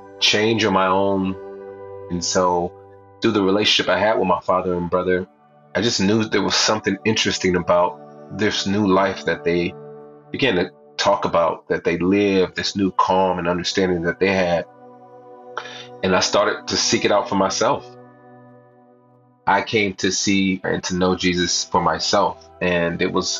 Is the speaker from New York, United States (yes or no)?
no; Southern California, United States; I grew up in Southern California